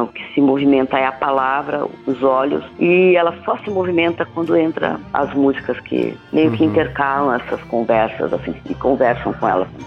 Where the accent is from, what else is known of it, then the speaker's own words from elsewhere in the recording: São Mateus do Sul, Paraná, Brazil; moved away; Eu venho de uma cidade do interior do Paraná, chama Mateus do Sul